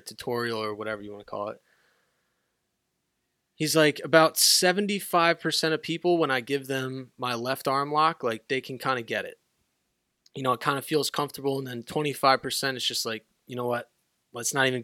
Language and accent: English; Northeast, United States; I grew up playing in the Northeast in not so warm conditions